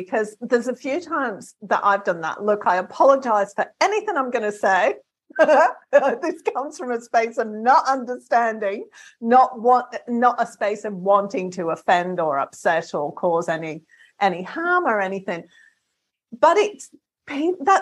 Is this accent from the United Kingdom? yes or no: yes; England, United Kingdom; moved away; I'm from England originally